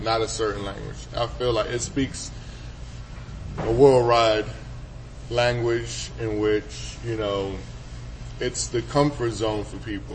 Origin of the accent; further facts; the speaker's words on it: New York City, New York, United States; Me growing up in New York City is a big melting pot